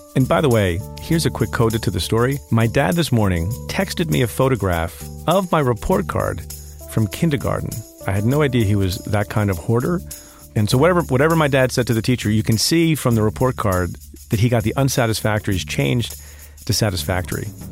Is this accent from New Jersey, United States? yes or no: yes; Eatontown, New Jersey, United States; English is a second language; also born or lived in India; when I was five years old, in kindergarten, I went to a small public school in Eaton Town, New Jersey